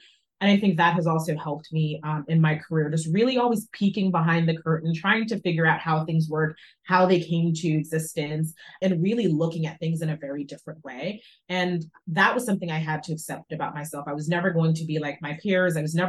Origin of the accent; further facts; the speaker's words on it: Jamaica; born there; I'm also from the West Indies, I was born in Jamaica.